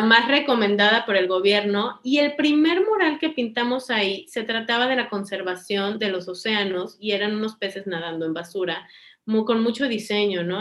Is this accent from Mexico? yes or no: yes; Cancún, Quintana Roo, Mexico; yo crecí en Cancún y tengo toda la vida en Cancún